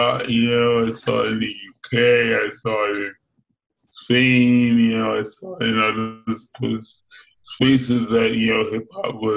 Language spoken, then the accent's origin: English; New York, United States; Growing up in New York